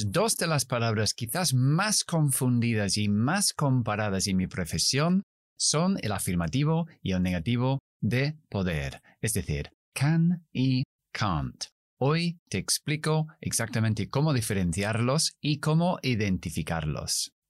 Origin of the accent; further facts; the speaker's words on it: South East England, United Kingdom; accent: Standard British English; first language English; Spanish is a second language; Yo soy inglés, criado y nacido en Kent, en el sureste de Inglaterra. Por lo tanto, mi pronunciación es Standard British English, es decir, el inglés británico estándar, neutro.